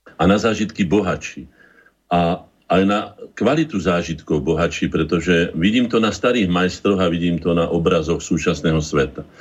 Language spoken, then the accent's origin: Slovak; Bratislava, Bratislava Region, Slovakia; also born or lived in Orava; Narodil som sa v Bratislave